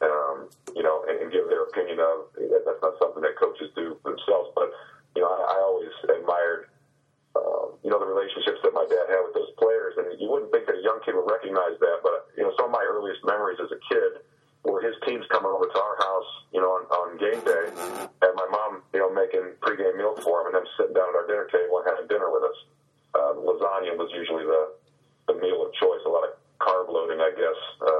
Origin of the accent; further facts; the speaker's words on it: Cuyahoga Falls, Ohio, United States; I grew up in Cuyahoga Falls, Ohio